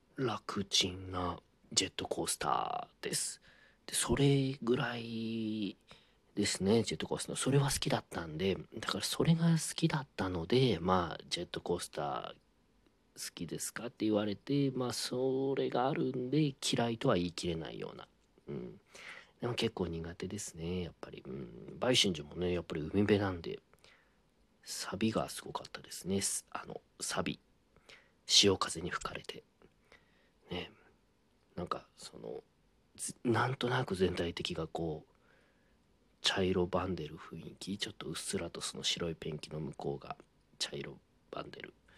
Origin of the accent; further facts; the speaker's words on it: Ehime, Japan; 私のまあふるさとの愛媛にですね